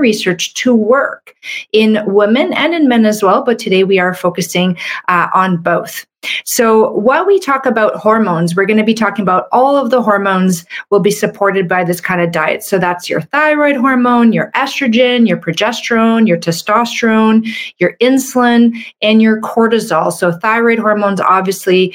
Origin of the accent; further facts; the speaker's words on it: Canada; I'm a Canadian medical doctor